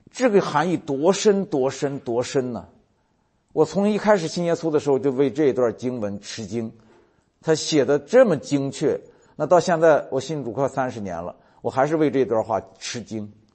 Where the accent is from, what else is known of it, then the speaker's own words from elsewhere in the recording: China; 就咱们中国人，你想想，我在农村长大